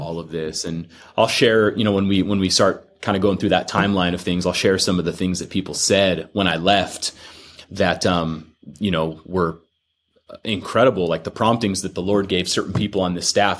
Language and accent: English; Fullerton, California, United States; now in Corona, United States; I'm a Orange County kid, born and raised out in Fullerton